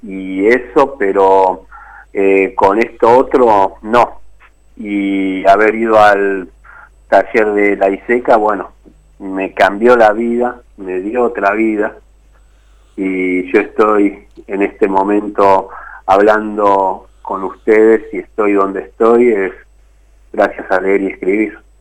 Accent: Isidro Casanova, Buenos Aires Province, Argentina; also born or lived in Rafael Castillo; yo me crié primero en Rafael Castillo, en un barrio que no existe más, que era Los Eucaliptus, y después mis viejos pudieron acceder a un terreno en el barrio Los Pinos que se estaba formando ahí en Isidro Casanova

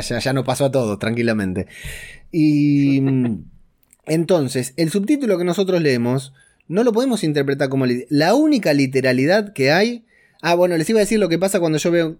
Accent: Argentina; yo soy de Argentina

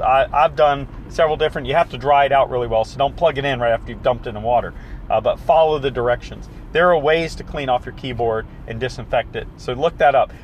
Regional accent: the South, United States; I'm from the South, so we say fixings

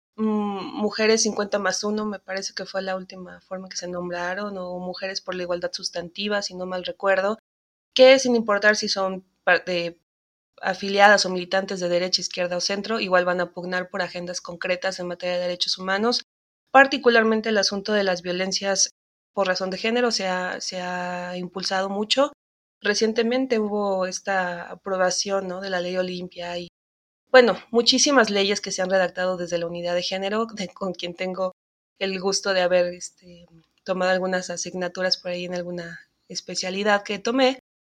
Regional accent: Mexico; como mexicanas

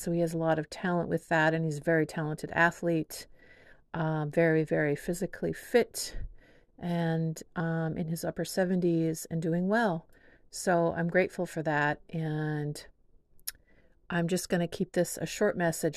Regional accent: Whidbey Island, Washington, United States; also born or lived in San Diego; now in Seattle, United States; my parents split when I was four, and we moved from San Diego to Whidbey Island

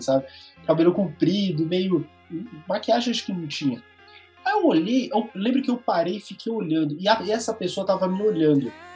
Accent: Brazil; eu sou brasileiro

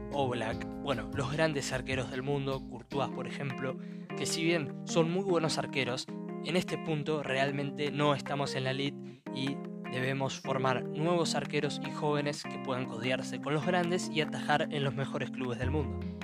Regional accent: Argentina

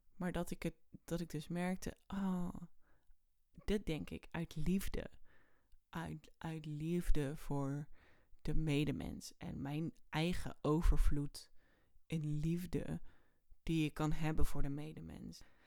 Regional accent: area around Oosterhout, North Brabant, Netherlands; de omgeving waar ik vandaan kom. Dat was dus in Oosterhout bij de AC

